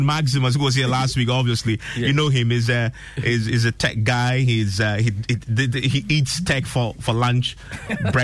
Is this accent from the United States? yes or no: no; Ghana; as a Ghanaian